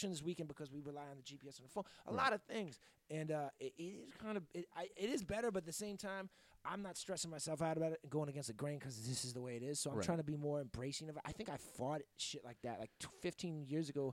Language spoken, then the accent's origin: English; Boston, Massachusetts, United States; now in Los Angeles, United States; I'm from Boston